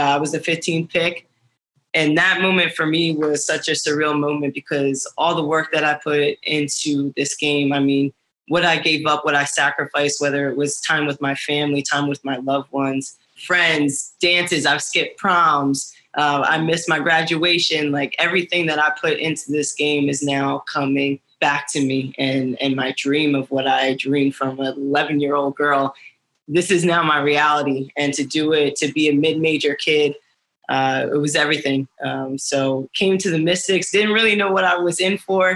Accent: Broomall, Pennsylvania, United States; moved away as an adult; now in Washington, D.C., United States; I grew up right outside of Philly.

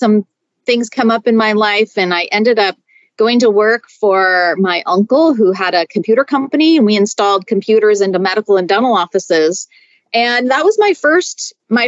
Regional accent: Seattle, Washington, United States; moved away as an adult; now in Denver, United States; I'm originally from Seattle

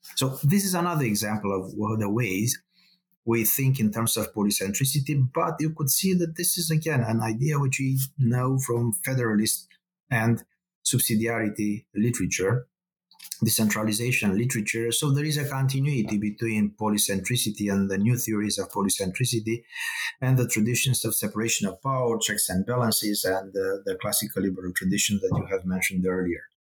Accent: Romania; accent: Romanian; moved away; I am originally from Eastern Europe. This is a Romanian accent. So I grew up during the communist uh, regime.

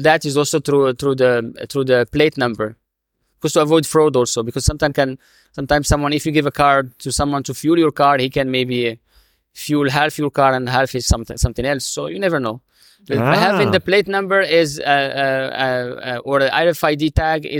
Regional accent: Morocco; now in United Arab Emirates; my home country. I'm originally from Morocco.

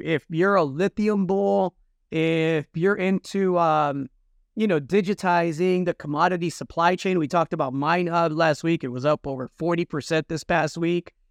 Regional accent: United States; I'm Mexican American. I come from two Mexican parents from Zacatecas. I was born in this country

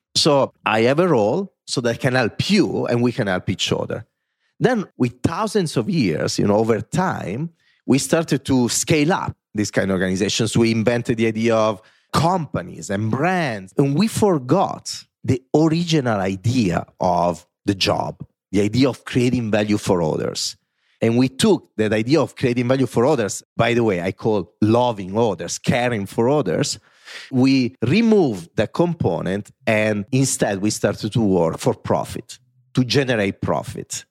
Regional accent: Italy; accent: Italian; English is a second language; moved away as an adult; now in New York City, United States; I am an Italian that grew up in Italy with parents that never took a plane

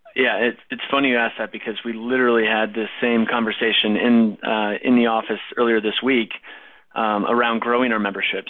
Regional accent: Minnesota, United States; also born or lived in Wisconsin; now in North Carolina, United States; I grew up in Minnesota

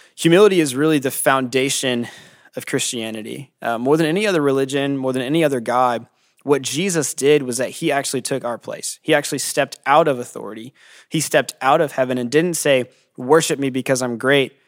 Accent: California, United States; I'm from California, and I'm the downtown campus pastor

